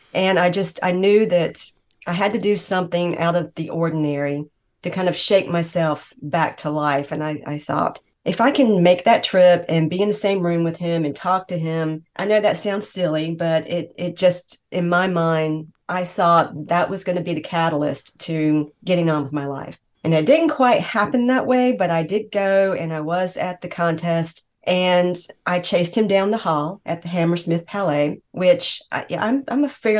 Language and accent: English; Greenville, North Carolina, United States; I'm from Greenville, North Carolina.